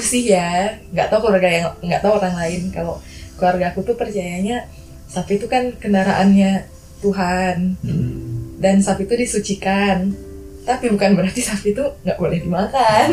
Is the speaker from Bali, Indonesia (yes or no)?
yes; Bali, Indonesia; moved away as an adult; now in Yogyakarta, Indonesia; aku selama tinggal di Bali dari kecil sampai besar tinggal di Bali